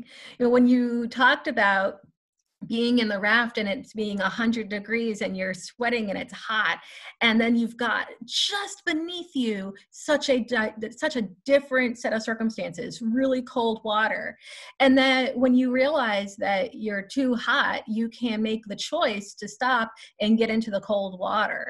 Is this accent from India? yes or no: no; Louisiana, United States; also born or lived in Chicago; now in Tallahassee, United States; I am actually originally from Louisiana, but my extended family is from Chicago